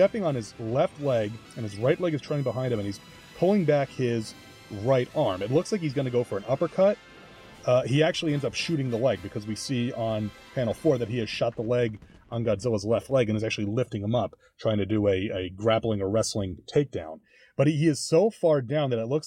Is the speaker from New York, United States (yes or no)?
yes; New York City, New York, United States; growing up in New York, for me, a trip to the American Museum of Natural History always meant seeing the dinosaurs.